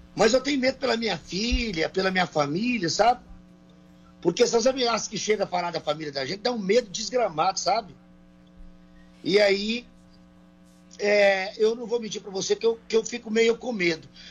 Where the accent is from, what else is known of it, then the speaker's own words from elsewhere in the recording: Brazil; nós somos pessoas do interior do Brasil